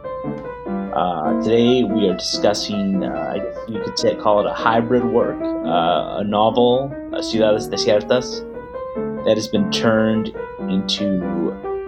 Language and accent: English; Mexico; moved away; I was born in Mexico and kind of raised biculturally to a certain extent